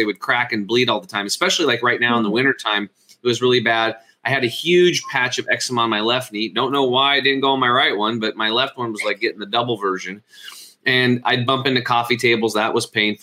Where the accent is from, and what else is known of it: Eastern Oregon, United States; born or raised there